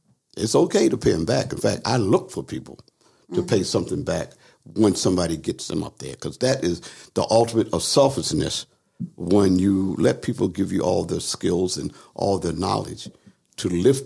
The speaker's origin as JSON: {"language": "English", "town": "Philadelphia", "region": "Pennsylvania", "country": "United States", "tie": "born or raised there", "said": "I was raised in Philly"}